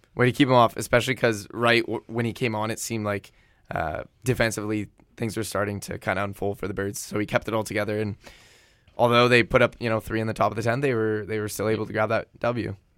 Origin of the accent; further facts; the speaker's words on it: San Diego, California, United States; moved away as an adult; now in Vancouver, Canada; my hometown of San Diego